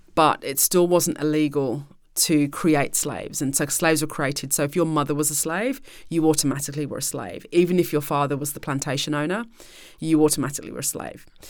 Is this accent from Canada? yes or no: no; United Kingdom; as the British people and as British taxpayers